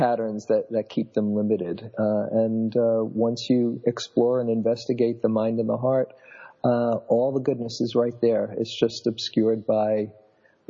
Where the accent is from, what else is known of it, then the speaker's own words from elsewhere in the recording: New York, United States; moved away as an adult; now in California, United States; I grew up in New York, was a classroom teacher for a number of years in New York City schools